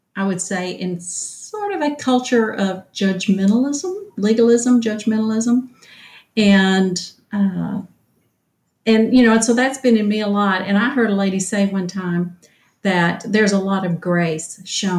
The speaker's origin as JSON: {"language": "English", "town": "Mount Pleasant", "region": "Texas", "country": "United States", "tie": "born or raised there", "moved": "as an adult", "lives_now": "Nacogdoches, United States", "said": "I grew up in Mount Pleasant and came to SFA here"}